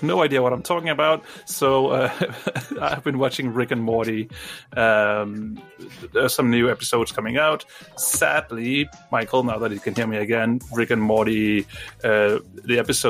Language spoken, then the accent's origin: English; Denmark; first language Danish; English is a second language; I'm Danish. I'm from Denmark.